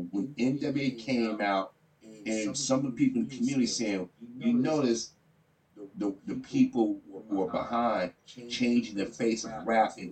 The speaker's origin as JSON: {"language": "English", "town": "Chicago", "region": "Illinois", "country": "United States", "tie": "born or raised there", "said": "I grew up in Chicago."}